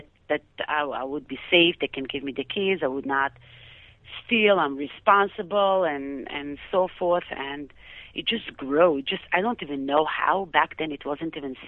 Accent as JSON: {"language": "English", "town": "Tel Aviv", "region": "Tel Aviv District", "country": "Israel", "moved": "as an adult", "lives_now": "United States", "said": "I came from Israel, from Tel Aviv, which is, we never see snow there."}